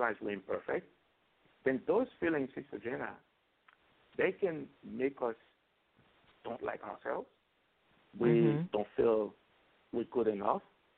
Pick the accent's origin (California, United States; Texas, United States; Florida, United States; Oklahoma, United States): Florida, United States; Growing up in Florida, unfortunately, when you're undocumented, you always have fear behind your back that, you know, something may happen that you may encounter the police.